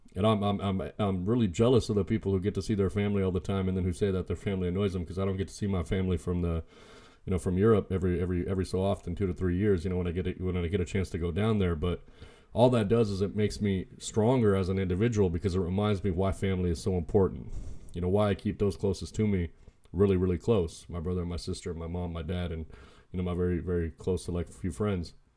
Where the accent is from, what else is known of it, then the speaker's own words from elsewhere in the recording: United States; I was born in the States. I was born in the United States, and, and I'm happy to be American